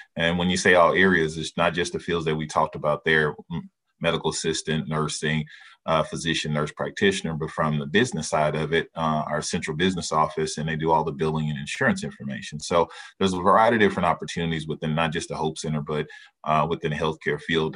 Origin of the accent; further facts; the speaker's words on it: Dallas, Texas, United States; moved away; I'm originally from Dallas, Texas